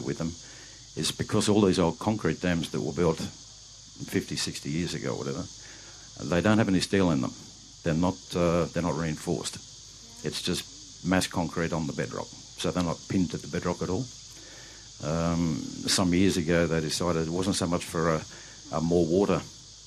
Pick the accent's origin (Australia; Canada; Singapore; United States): Australia; Newcastle, New South Wales; now in Melbourne, Australia; I'm originally from Newcastle, Macca, but home is in Melbourne now